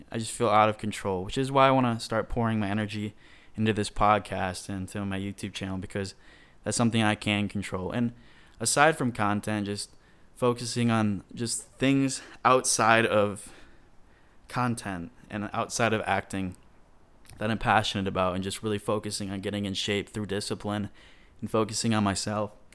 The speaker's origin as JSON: {"language": "English", "region": "Michigan", "country": "United States", "tie": "born or raised there", "moved": "as an adult", "lives_now": "Atlanta, United States", "said": "my home state"}